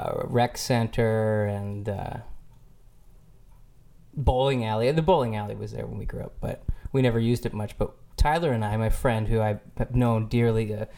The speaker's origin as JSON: {"language": "English", "town": "Orillia", "region": "Ontario", "country": "Canada", "tie": "born or raised there", "moved": "yes", "lives_now": "Toronto, Canada", "said": "I grew up in Orillia, Ontario, Canada, outside of Rama."}